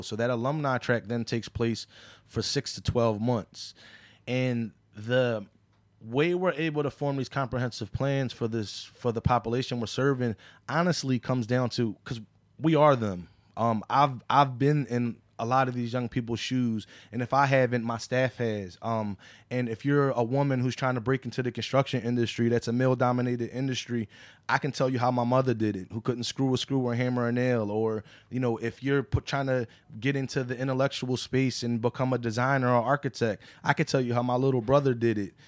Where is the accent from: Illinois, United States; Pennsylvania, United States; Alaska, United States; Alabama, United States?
Pennsylvania, United States; Philadelphia; I grew up right there on Chew Avenue